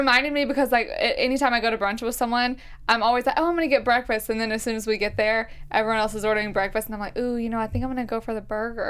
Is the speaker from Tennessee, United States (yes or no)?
no; Mobile, Alabama, United States; I'm from North Mobile. So, Mobile mm-hmm. is, like, a big city with smaller cities in it.